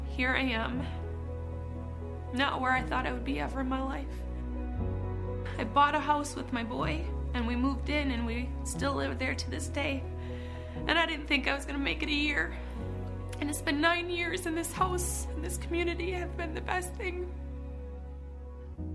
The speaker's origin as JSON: {"language": "English", "town": "Jim Falls", "region": "Wisconsin", "country": "United States", "tie": "born or raised there", "said": "I was born and raised in Jim Falls"}